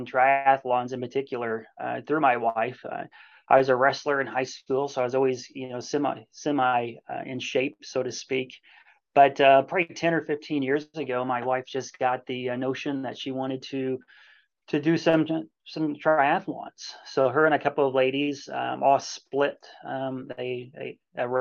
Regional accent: Washington, Indiana, United States; I was born and raised in Washington, Indiana, which is in southwestern Indiana. Grew up here.

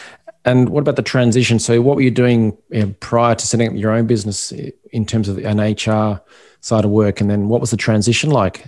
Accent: Perth, Western Australia, Australia; now in Ireland; my hometown, Perth in Australia.

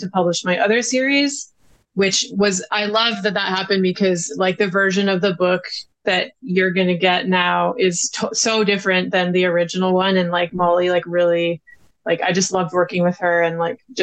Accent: BC, British Columbia, Canada; my hometown in BC

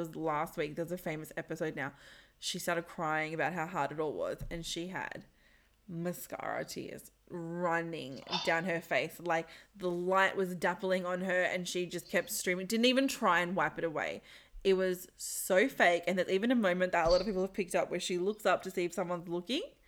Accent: Sydney, New South Wales, Australia; the neighborhood that I grew up in Concord, in Sydney

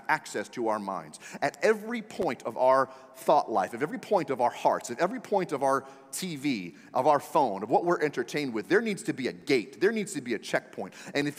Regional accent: Maryland area, United States; moved away; I'm from the Maryland area, right side of Washington, D.C.

